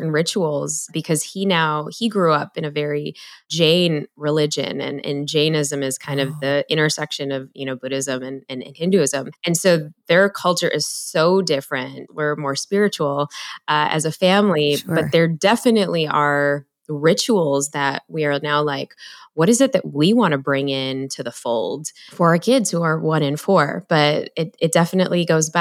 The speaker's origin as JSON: {"language": "English", "town": "Chicago", "region": "Illinois", "country": "United States", "tie": "born or raised there", "said": "growing up in Chicago"}